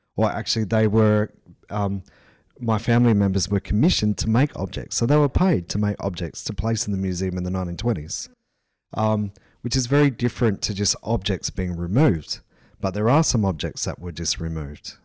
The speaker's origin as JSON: {"language": "English", "town": "Port Augusta", "region": "South Australia", "country": "Australia", "tie": "born or raised there", "said": "I'm a Nokkuna Nadri person from the Southern Flinders Ranges, uh, and I grew up in Port Augusta"}